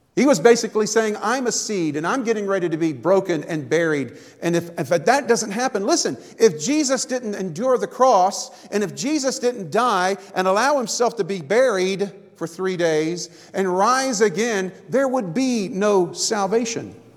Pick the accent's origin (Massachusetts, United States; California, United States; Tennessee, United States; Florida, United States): Florida, United States; moved away; I grew up in Florida